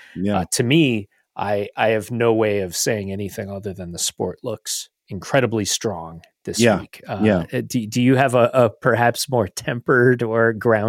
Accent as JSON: {"language": "English", "country": "United States", "said": "as an American fan"}